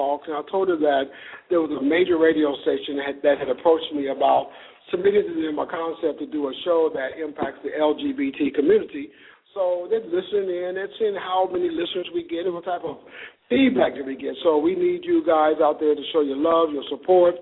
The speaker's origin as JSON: {"language": "English", "town": "Chicago", "region": "Illinois", "country": "United States", "tie": "born or raised there", "said": "my hometown, Chicago"}